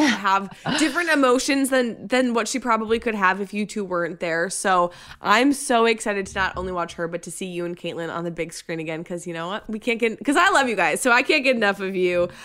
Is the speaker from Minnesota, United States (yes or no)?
yes; Minnesota, United States; moved away; I'm from Minnesota. I lived there for twenty-eight years